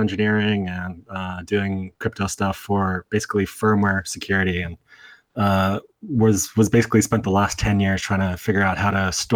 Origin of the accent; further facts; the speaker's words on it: South Africa; I grew up in South Africa.